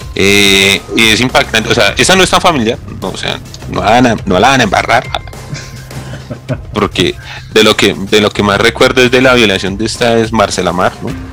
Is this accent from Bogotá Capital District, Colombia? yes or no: yes; Bogotá, Bogotá Capital District, Colombia; el hermoso barrio donde yo nací, que es el Pachue, en la localidad engativa en Bogotá, Colombia